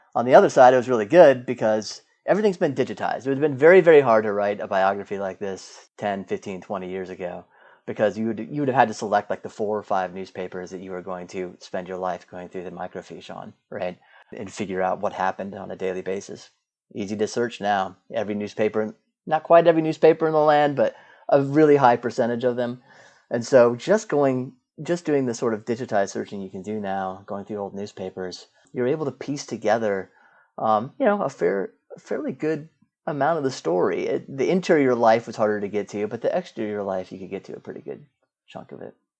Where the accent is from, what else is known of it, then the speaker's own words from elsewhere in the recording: Indiana, United States; I'm from Indiana